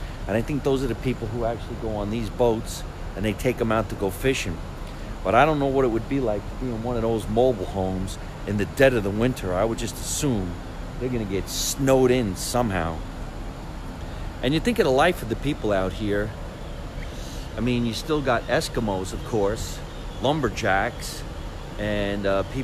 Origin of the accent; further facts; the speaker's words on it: New Jersey, United States; I am very, very far from my home state of New Jersey.